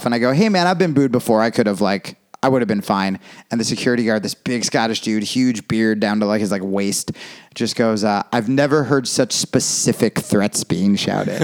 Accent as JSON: {"language": "English", "region": "New Jersey", "country": "United States", "tie": "born or raised there", "also_born_or_lived": "Brooklyn, New York", "moved": "yes", "lives_now": "Los Angeles, United States", "said": "I grew up in Jersey"}